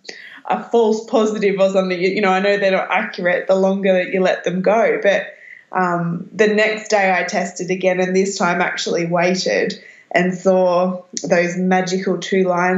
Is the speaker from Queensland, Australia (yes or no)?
no; Berry, New South Wales, Australia; also born or lived in Newcastle, New South Wales; now in Southern Highlands, Australia; I grew up in Berry.